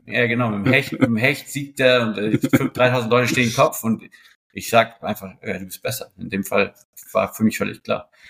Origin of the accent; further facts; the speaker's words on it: Hamburg, Germany; moved away; also born or lived in Switzerland; ich als Hamburger